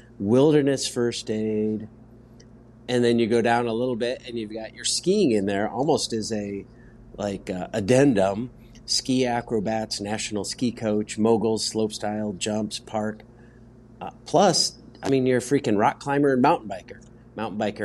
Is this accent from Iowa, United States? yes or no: yes; Des Moines, Iowa, United States; "Where are you from?" And I said, "Des Moines."